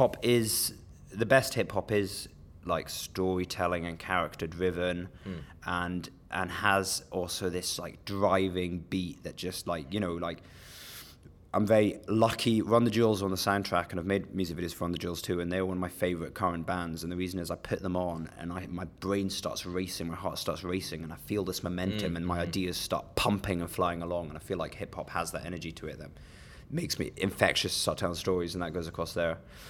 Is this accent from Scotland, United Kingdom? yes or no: yes; Edinburgh, Scotland, United Kingdom; now in London, United Kingdom; but I'm born and bred Edinburgh, Scotland.